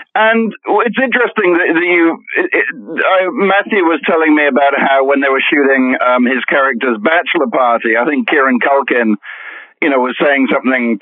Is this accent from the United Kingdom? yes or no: yes; United Kingdom; accent: British; you can tell by my accent, hopefully, that I'm that I'm British